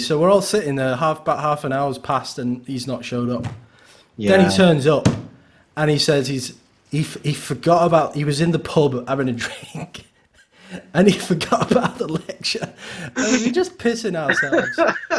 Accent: Wigan, North West England, United Kingdom; moved away as an adult; also born or lived in Salford / Manchester; I had my upbringing here, and like I did start playing music in Wigan

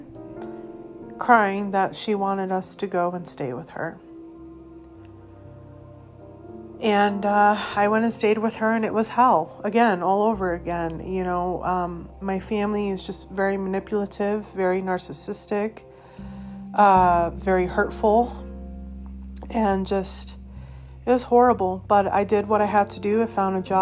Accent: Colorado, United States; moved away; also born or lived in Massachusetts / Missouri; I was born in Massachusetts, grew up in Colorado.

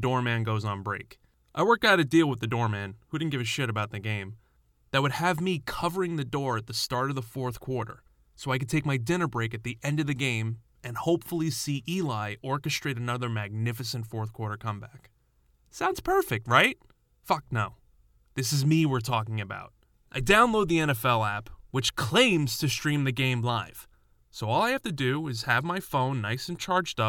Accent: New York, United States; Growing up in New York

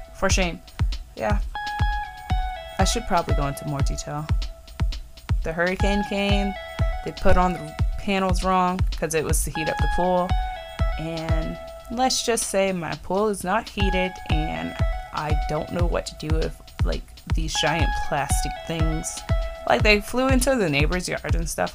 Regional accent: Florida, United States; born or raised there; also born or lived in Virginia, United States

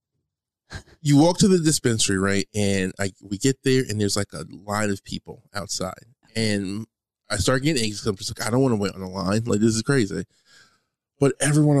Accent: United States; I'm American

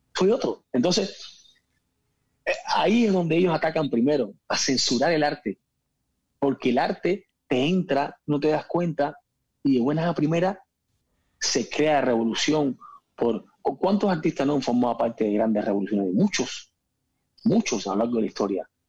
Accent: Cuba; moved away as an adult; also born or lived in Spain; yo me fui muy joven de Cuba, me fui con 19 años de Cuba

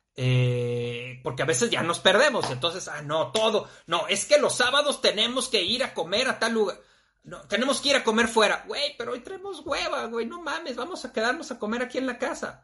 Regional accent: Torreón, Coahuila, Mexico; now in Guadalajara, Mexico; yo soy de allá, de Torreón

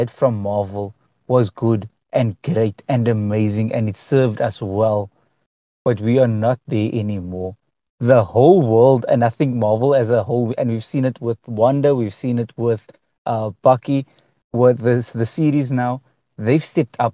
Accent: South Africa

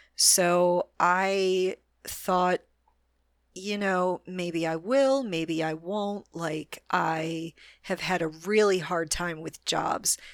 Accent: Orlando, Florida, United States; my hometown, Orlando, Florida

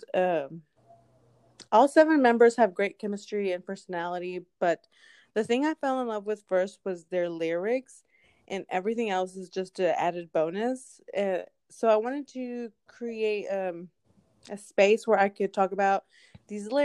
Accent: Texas, United States; I'm from Texas, and when I say Texas, I mean small town, was surrounded by cows and farms

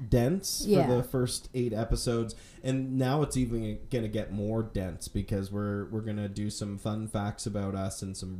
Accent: Halifax, Nova Scotia, Canada; moved away as an adult; also born or lived in northern Manitoba; now in Calgary, Canada; I grew up in Halifax.

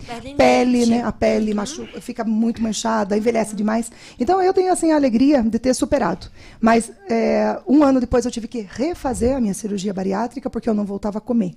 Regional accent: Paraná, Brazil; accent: leite quente; moved away as an adult; also born or lived in Brasília; sou paranaense

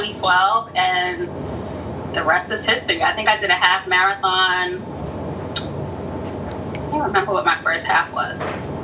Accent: New York City, New York, United States; now in Long Island, United States; I was born in the Bronx, but I live in Long Island now

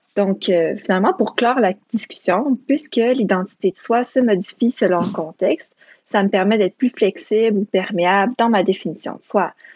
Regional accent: Quebec, Canada; Moi, je suis une enfant de parents immigrants roumains, mais j'ai grandi au Québec

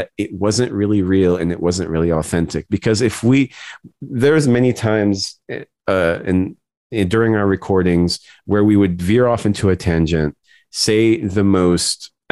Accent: United States; our experiences as Arab American

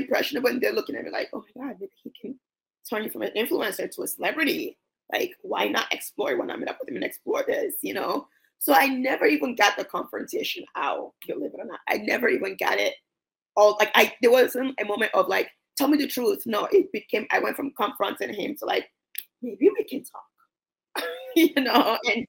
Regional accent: New York, United States; I'm from New York. Like, you know how New Yorkers are.

